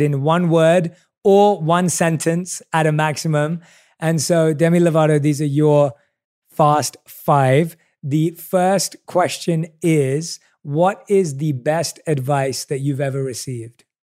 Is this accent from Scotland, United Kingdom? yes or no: no; London, United Kingdom; I obviously was born and raised in London